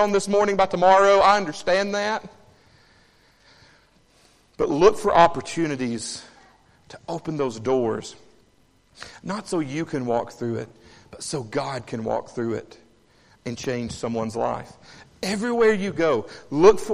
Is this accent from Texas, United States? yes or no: no; Savannah, Tennessee, United States; moved away as an adult; now in Haleyville, United States; I grew up in Savannah, Tennessee.